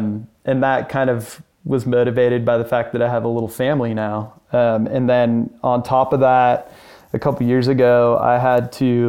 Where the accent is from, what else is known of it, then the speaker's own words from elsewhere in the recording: Lake Tahoe, California, United States; also born or lived in Oakland; I grew up, I was born in the Bay Area. We lived in Oakland, California until we were about six or so. And then we ended up moving to Lake Tahoe.